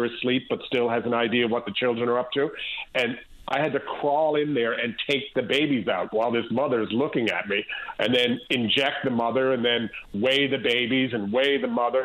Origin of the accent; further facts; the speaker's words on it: Newfoundland and Labrador, Canada; being a Newfoundlander